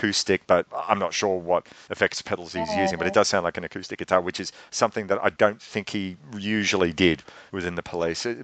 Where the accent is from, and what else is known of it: Australia